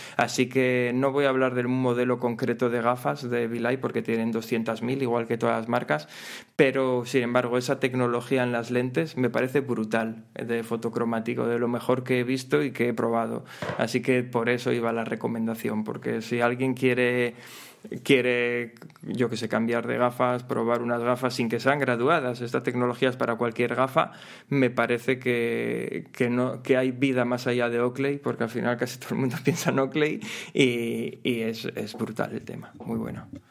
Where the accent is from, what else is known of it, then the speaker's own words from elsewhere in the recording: Gijón, Asturias, Spain; yo soy de Gijón